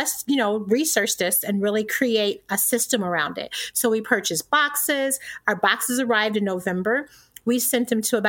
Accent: Indiana, United States; also born or lived in Alabama; now in Michigan, United States; I'm originally from Indiana

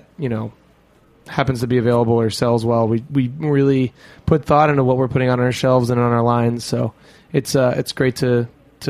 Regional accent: New York, United States; as a New Yorker

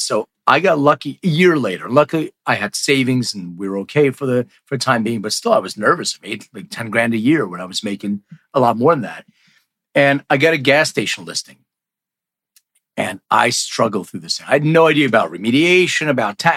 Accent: Lithuania; I was born in Lithuania

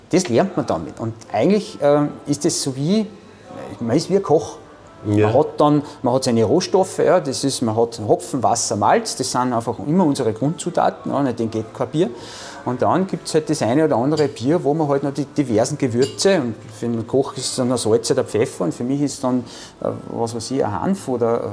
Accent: Austria; Aber auch natürlich bei uns in Österreich.

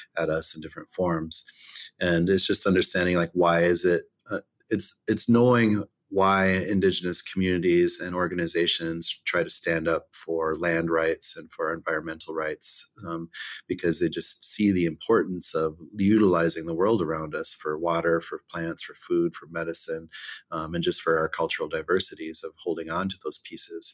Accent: Pine Ridge Reservation, South Dakota, United States; growing up on Pine Ridge, you know, we grew up in the country mostly

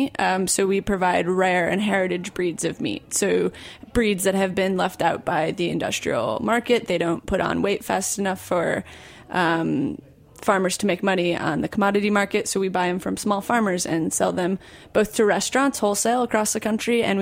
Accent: Michigan, United States; I'm from Michigan.

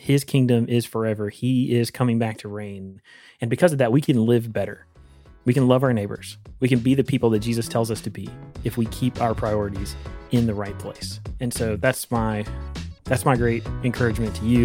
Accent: United States; as an American

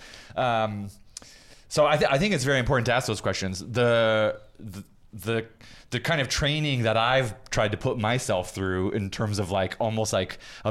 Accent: Kalamazoo, Michigan, United States; also born or lived in New York City; now in Los Angeles, United States; I'm just a kid from the Midwest. I was born in Kalamazoo, Michigan.

